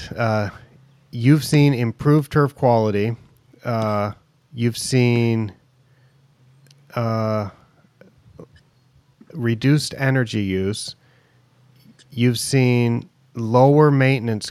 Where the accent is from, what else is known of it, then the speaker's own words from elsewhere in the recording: Oregon, United States; I grew up in Oregon